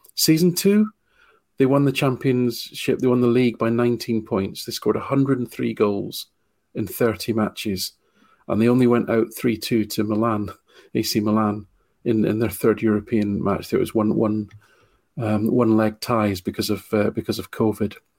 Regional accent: Falkirk, Scotland, United Kingdom; gone back to my hometown, Team of Falkirk

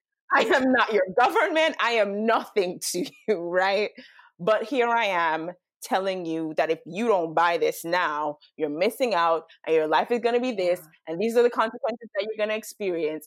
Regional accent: Jamaica; also born or lived in United States; I'm Jamaican

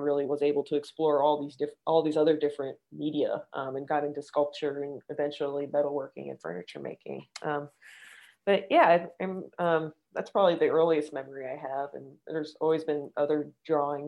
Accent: New York City, New York, United States; I was born and raised in Manhattan

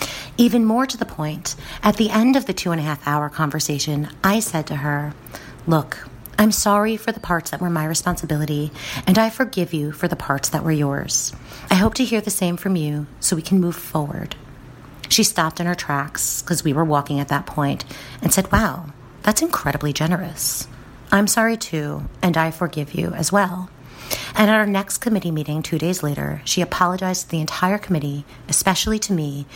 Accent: New Jersey, United States; because I'm from New Jersey, which means I can yell and get loud

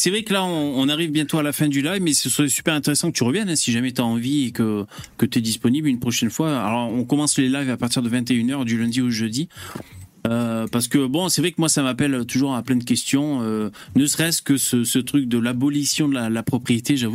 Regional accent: Switzerland; Moi je suis suisse

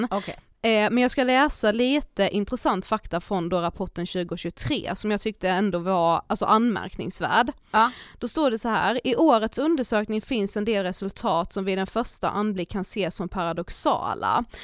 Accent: Blekinge, Sweden; moved away; hör ju att jag är från Blekinge.

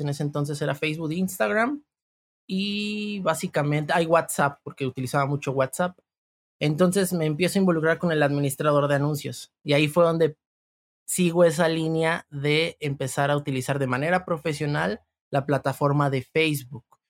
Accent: Veracruz, Mexico; yo soy del estado de Veracruz

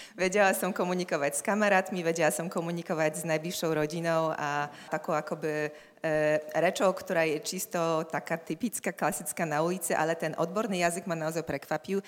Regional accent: Poland; Slovak is a second language; moved away as an adult; also born or lived in Gdańsk; now in Bratislava, Slovakia; sme prišli my Poliaci sem na Slovensko do Bratislavy

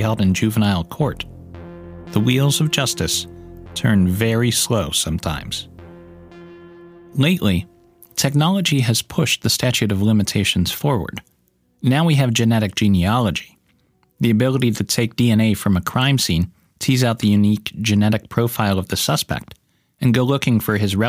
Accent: Northeast Ohio, United States; I grew up in Northeast Ohio

